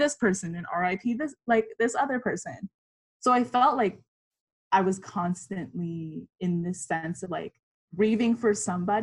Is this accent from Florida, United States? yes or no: no; New York City, New York, United States; growing up in New York City and being born and raised in Queens, New York